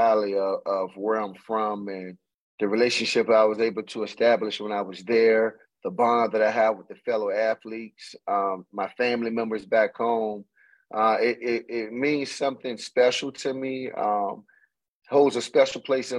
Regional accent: Chesapeake, Virginia, United States; We went to the same elementary school, grew up in the same neighborhood, Camelot Elementary, that neighborhood. We're both from Chesapeake

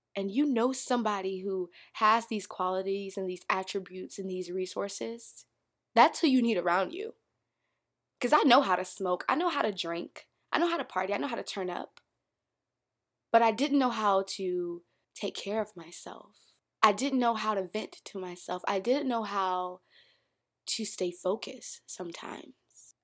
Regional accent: Polk County, Florida, United States; moved away as an adult; now in Atlanta, United States; I'm from Polk County, Florida

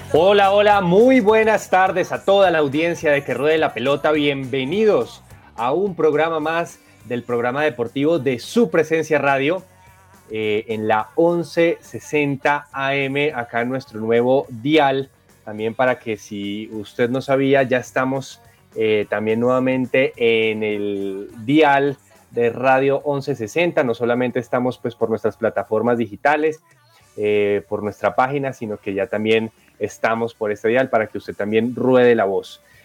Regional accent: Bogotá, Colombia; como bogotano

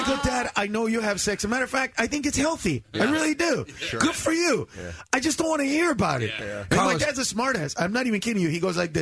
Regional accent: Honduras; I'm from Honduras

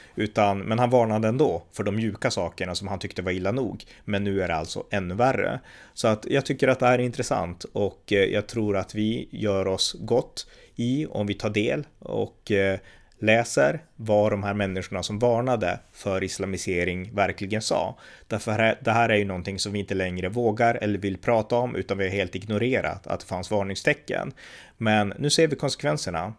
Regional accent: Sweden; man kan tycka som svensk att det här är besynnerligt, så här gör vi inte i Sverige.

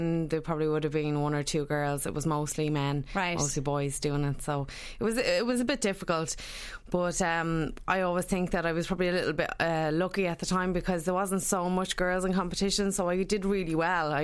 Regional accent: Sligo, Connacht, Ireland; moved away; I was originally from Sligo

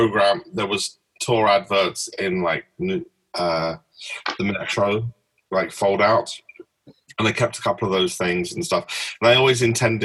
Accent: London, United Kingdom; I was from London, and I lived in Hackney

